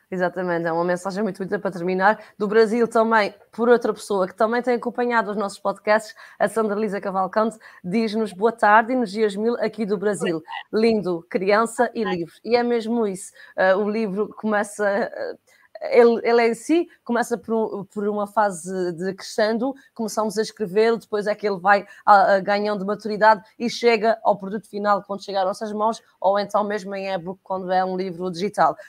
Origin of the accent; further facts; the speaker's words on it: Portugal; enquanto portugueses de Portugal